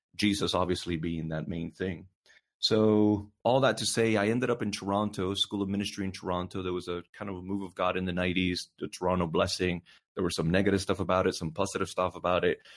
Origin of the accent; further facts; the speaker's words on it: Puerto Rico; now in North Carolina, United States; I was born and raised in Puerto Rico